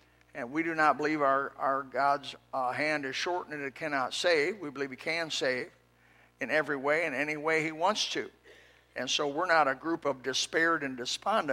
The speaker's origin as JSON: {"language": "English", "town": "Elkhart", "region": "Indiana", "country": "United States", "tie": "born or raised there", "said": "I was raised in Elkhart, Indiana, in a little farmhouse."}